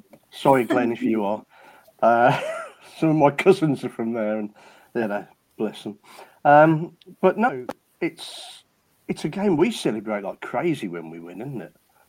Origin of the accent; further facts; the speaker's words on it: Nuneaton, West Midlands, United Kingdom; I'm from Nuneaton.